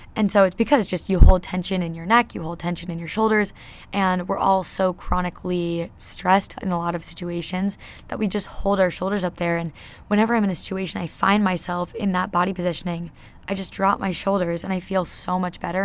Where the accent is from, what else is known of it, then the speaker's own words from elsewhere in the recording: New Jersey, United States; now in Nashville, United States; I'm from New Jersey